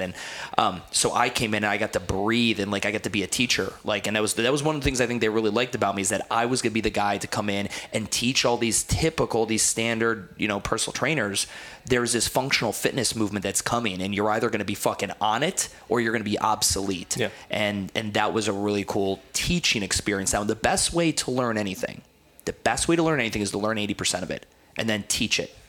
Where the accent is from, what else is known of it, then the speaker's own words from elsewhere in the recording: Cleveland, Ohio, United States; also born or lived in New Jersey; I grew up in Cleveland, Ohio, and I, you know, I moved during my high school